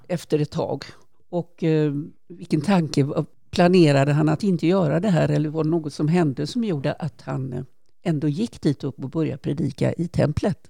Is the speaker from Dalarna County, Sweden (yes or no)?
no; Kungsbacka, Halland County, Sweden; är född och uppvuxen i Kungsbacka